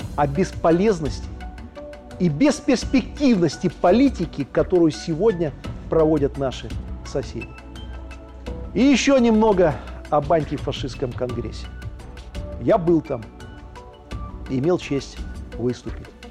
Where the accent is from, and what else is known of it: Belarus